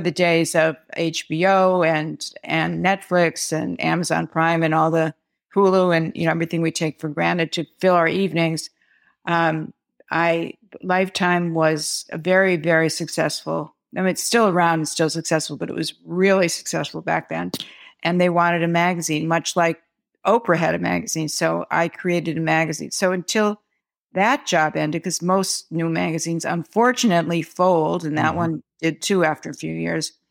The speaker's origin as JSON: {"language": "English", "region": "Midwest", "country": "United States", "lives_now": "New York City, United States", "said": "I'm a Midwesterner who moved to New York City"}